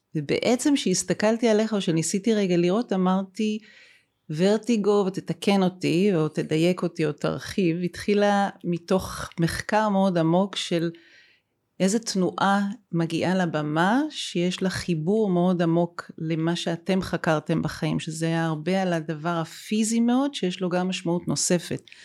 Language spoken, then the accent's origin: Hebrew; Haifa, Haifa District, Israel; גם אני וגם אתה, דרך אגב, נולדנו בחיפה, שנינו חיפאים